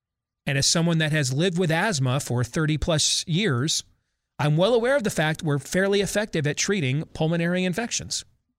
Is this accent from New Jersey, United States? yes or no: no; Virginia, United States; those K-12 and in colleges across my home state of Virginia are under another indoor mask mandate